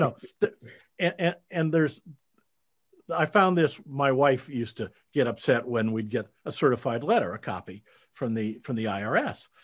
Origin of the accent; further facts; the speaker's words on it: Iowa, United States; moved away; I grew up in Iowa, you know, uh, out in the Midwest